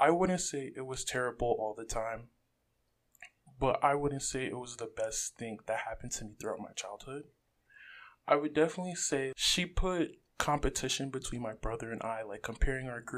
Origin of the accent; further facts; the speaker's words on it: Rockland County, New York, United States; I'm not really from the Bronx. I'm more so like grew up in Rockland